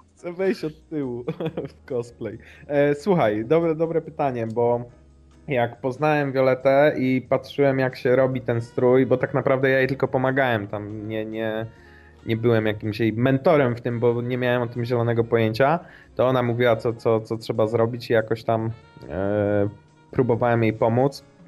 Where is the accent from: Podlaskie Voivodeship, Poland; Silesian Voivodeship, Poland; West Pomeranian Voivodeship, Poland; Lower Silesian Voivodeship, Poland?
West Pomeranian Voivodeship, Poland; Szczecinek; Pochodzę z takiej metropolii e, w województwie zachodniopomorskim jak Szczecinek.